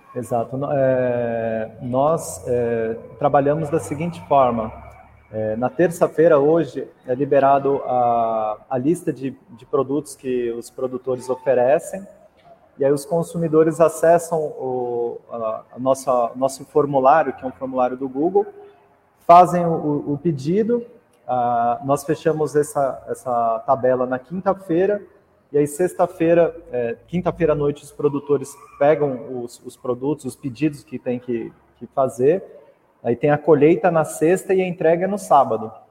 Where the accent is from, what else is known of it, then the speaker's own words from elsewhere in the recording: Mogi das Cruzes, São Paulo, Brazil; sou de Mogi das Cruzes, ali da região de Itaiaçupeba